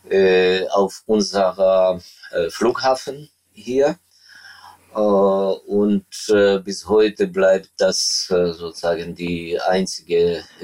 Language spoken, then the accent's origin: German; Ivano-Frankivsk, Ivano-Frankivsk Oblast, Ukraine; Ich bin diese ganze Kriegszeit bin ich eigentlich äh, bei mir zu Hause in äh, meiner Heimatstadt, äh, äh also in Ivano-Frankivsk im Westen der Ukraine. Das ist äh, so eine, man kann sagen, eine Hinterlandstadt, die hm, viel ruhiger ist als die Städte